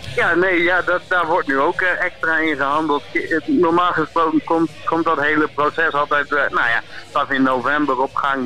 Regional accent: East Groningen, Netherlands; ik kom uit Oost-Groningen

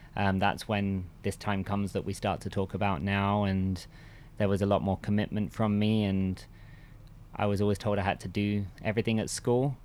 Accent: Bishop's Stortford, East of England, United Kingdom; I grew up in England. Um, actually, pretty much in the same village where I am now, um, which is Bishop Stortford, next to Stansted Airport

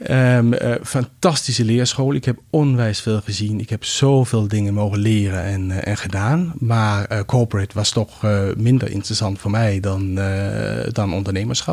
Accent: Greenland; Dutch is a second language; also born or lived in Denmark; now in Netherlands; ik ben in Denemarken geboren, maar in mijn kinderjaar heb ik doorgebracht op Groenland

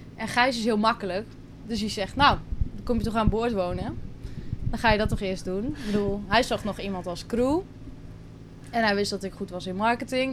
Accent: Drenthe, Netherlands; moved away as an adult; now in Curaçao; ik kom uit Drenthe, klein dorpje. En daar heb ik altijd gewoond, ben ik opgegroeid

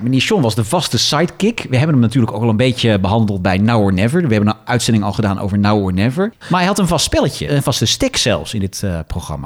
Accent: Netherlands; wij komen uit die, uit grensstreek

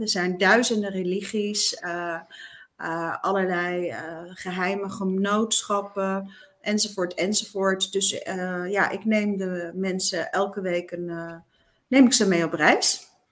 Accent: eastern Netherlands, Netherlands; ik dus uit een heel klein dorpje kwam, uit het oosten van het land

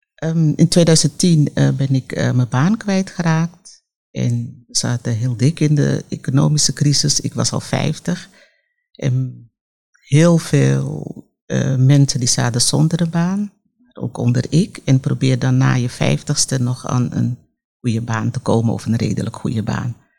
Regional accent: Amsterdam, North Holland, Netherlands; ik kom uit Amsterdam Zuidoost

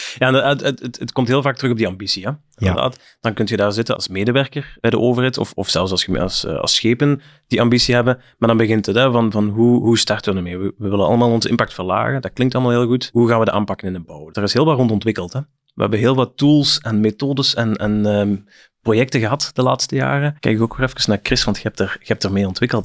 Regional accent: Flanders, Belgium; bij ons in Vlaanderen

